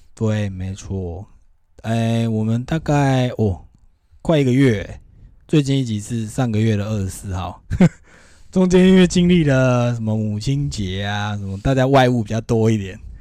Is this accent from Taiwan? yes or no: yes; Taiwan; 我们台湾人